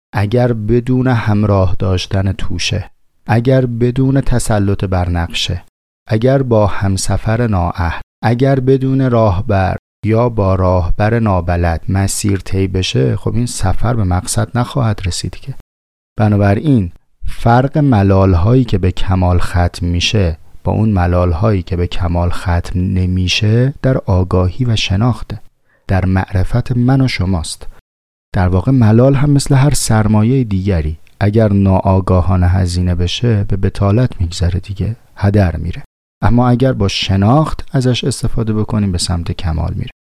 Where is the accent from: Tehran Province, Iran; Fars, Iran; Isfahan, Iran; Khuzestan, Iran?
Tehran Province, Iran; Tehran; من از شهر خودم مثال میزنم مثلا توی شهر تهران